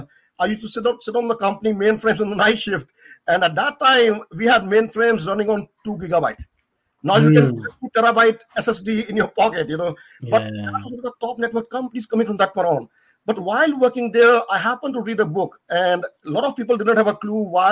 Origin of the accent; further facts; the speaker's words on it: New Delhi, Delhi, India; moved away; back there in my hometown, the capital of India at that time